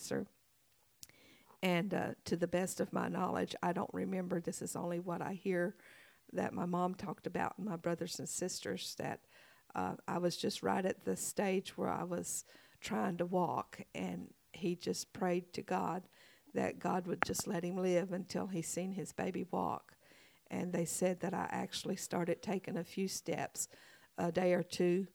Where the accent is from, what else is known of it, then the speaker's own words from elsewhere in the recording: Vinton, Louisiana, United States; also born or lived in Indiana / Jonesboro, Arkansas; now in Paragould, United States; I was born in Vinton, Louisiana. It sits right on the borderline of Orange, Texas